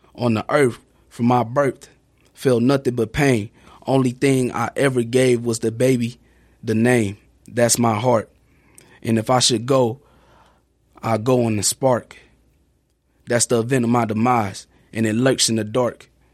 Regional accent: Houston, Texas, United States; now in Sheboygan, United States; my community that I grew up

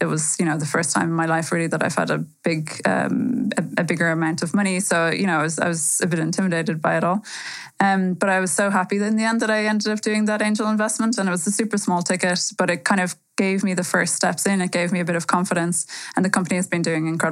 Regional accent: Ireland; moved away as an adult; now in Berlin, Germany; I'm from Ireland originally. I moved to Berlin about 7 years ago

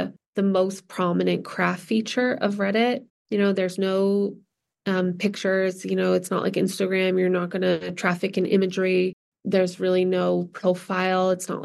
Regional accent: New Jersey, United States; I grew up in New Jersey, but we spent a lot of time in Vermont and Massachusetts

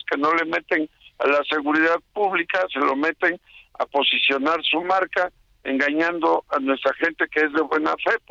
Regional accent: Veracruz, Mexico; como somos los veracruzanos

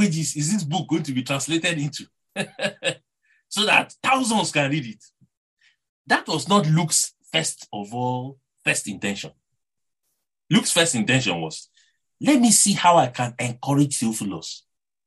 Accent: Nigeria; accent: Nigerian; Someone like me that has a Nigerian accent

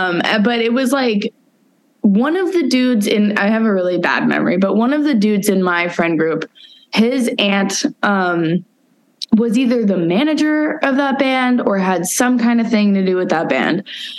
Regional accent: Santa Cruz, California, United States; moved away as an adult; now in Portland, United States; I'm originally from Santa Cruz. Oh. Yeah. So I grew up there and then came up here in 2015.

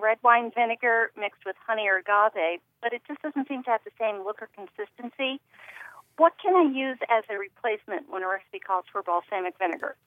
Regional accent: Yarmouth, Maine, United States; I'm from Yarmouth, Maine, which hmm. is uh, just north of Portland.

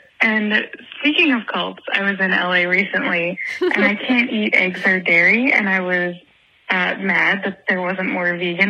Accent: Buckskin, Pennsylvania, United States; now in San Francisco, United States; I'm in San Francisco right now, but I'm from Buckskin, Pennsylvania

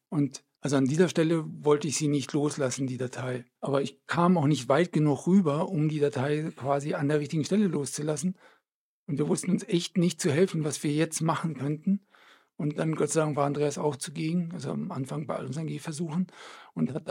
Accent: Belgium; moved away as an adult; now in Erlangen, Germany; Belgien geboren. Meine Eltern sind gerade nach Belgien gezogen, kurz bevor ich geboren wurde. Und ähm, in Belgien ist es ein ganz üblicher Name.

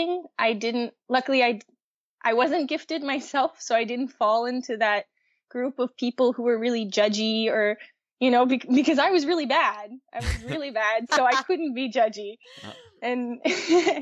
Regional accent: Baton Rouge, Louisiana, United States; moved away as an adult; the only ballet-oriented school in my hometown of Baton Rouge

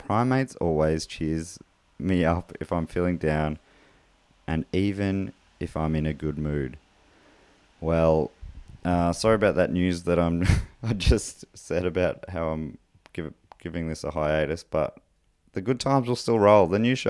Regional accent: Launceston, Tasmania, Australia; I grew up in Launceston, so got to see these monkeys fairly often.

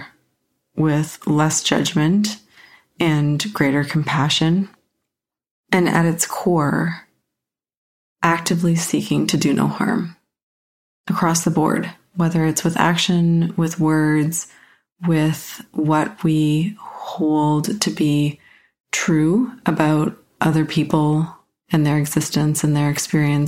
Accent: Canada; I'm a Canadian white female

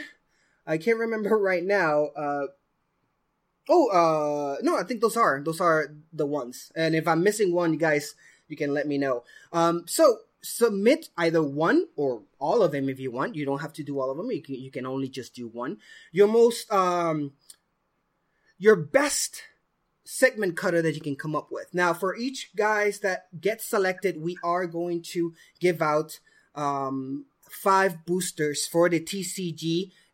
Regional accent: Puerto Rico; moved away; Puerto Rico, my homeland, my hometown

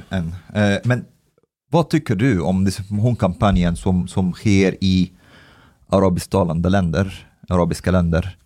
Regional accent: Egypt; now in Sweden; jag kommer från Egypten

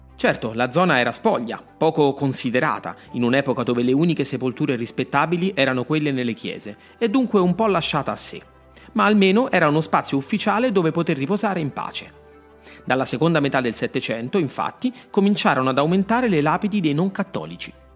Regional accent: Rome, Lazio, Italy; sono nato a Roma

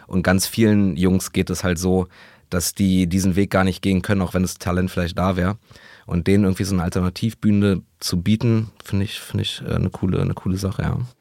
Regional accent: Berlin, Germany; in Berlin, in meiner Heimat in Neukölln

